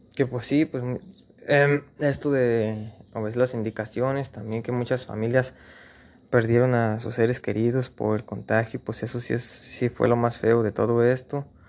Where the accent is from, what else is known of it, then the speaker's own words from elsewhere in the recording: Mexico; nuestro país México